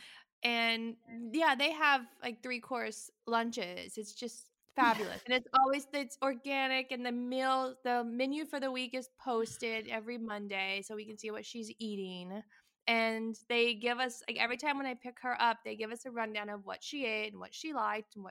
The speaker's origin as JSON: {"language": "English", "region": "Texas", "country": "United States", "tie": "born or raised there", "also_born_or_lived": "New York City, United States", "moved": "as an adult", "lives_now": "Provence, France", "said": "I grew up in Texas"}